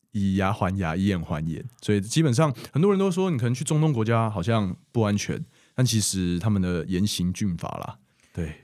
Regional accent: Taiwan; 我说，“哦，台湾。”

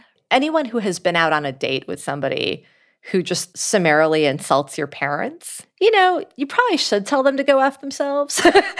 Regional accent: New York City, New York, United States; in nonprofit work in New York City, my hometown.

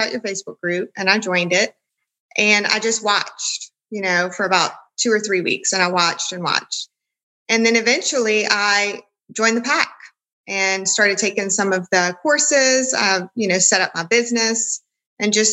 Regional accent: Louisiana, United States; I'm from Louisiana

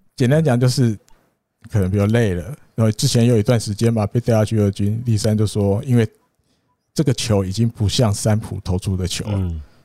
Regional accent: Taiwan; 我们台湾人

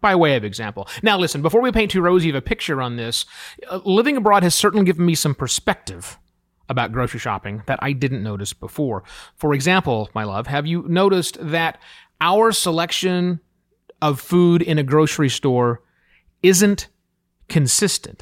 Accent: United States; moved away as an adult

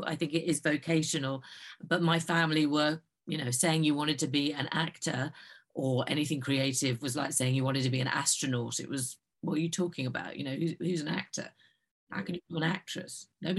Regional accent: London, United Kingdom; I was born and raised in North London. My family were working class immigrants, came in from the East End, and we moved out to North London, the very far end of the Jubilee line.

